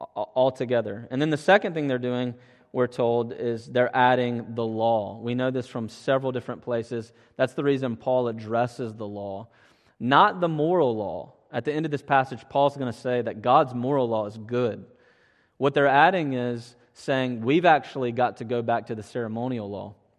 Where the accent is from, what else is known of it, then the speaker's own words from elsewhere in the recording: Mississippi, United States; moved away as an adult; in my home state where I grew up and where I've lived, uh, before coming back here, Mississippi